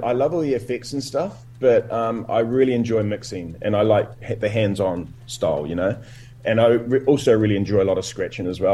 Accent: Dunedin, Otago, New Zealand; moved away as an adult; also born or lived in Christchurch; I started DJing in Dunedin. That's where it all started for me. I'm from Dunedin

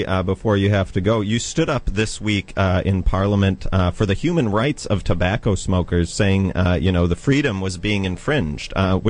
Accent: United States; moved away; you can probably tell from my accent that I come from the United States.

